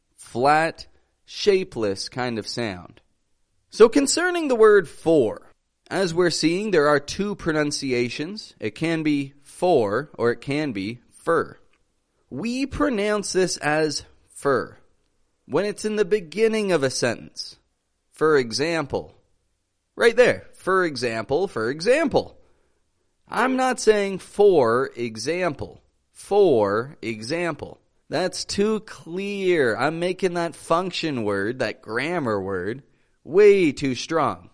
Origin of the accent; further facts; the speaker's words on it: Canada; now in Mexico; I come from Canada. I live in the great country of Mexico